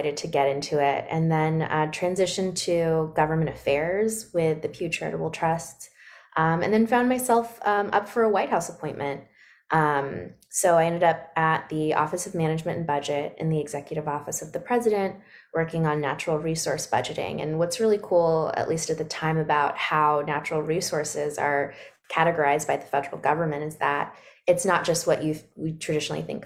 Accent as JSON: {"language": "English", "town": "Sacramento", "region": "California", "country": "United States", "tie": "born or raised there", "also_born_or_lived": "Washington, District of Columbia, United States / Brooklyn, New York", "moved": "as an adult", "lives_now": "Brooklyn and Washington, DC, United States", "said": "a mixed race Black girl growing up in Sacramento, California"}